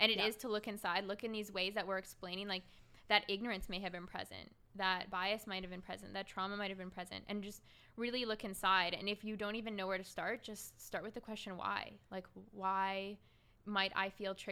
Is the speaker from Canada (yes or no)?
yes; Vancouver Island, British Columbia, Canada; I grew up on Vancouver Island